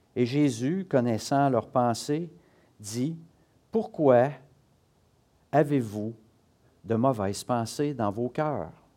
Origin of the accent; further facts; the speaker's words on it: Quebec, Canada; on est du Québec